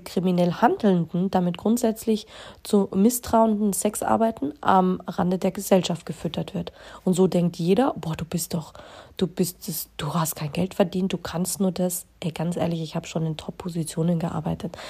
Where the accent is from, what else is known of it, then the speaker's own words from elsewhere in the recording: Bavaria, Germany; Ja, ich bin in Deutschland geboren, ich bin auch in Bayern geboren